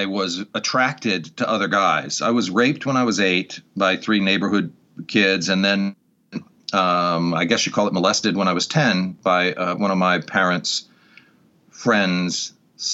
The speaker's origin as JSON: {"language": "English", "town": "Newport", "region": "Rhode Island", "country": "United States", "tie": "born or raised there", "said": "Born and raised in that town"}